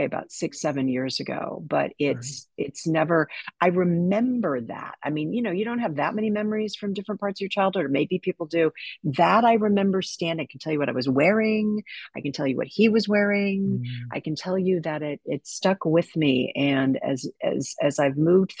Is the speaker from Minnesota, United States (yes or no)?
yes; a suburb of Minneapolis, Minnesota, United States; moved away; I was raised in a suburb of Minneapolis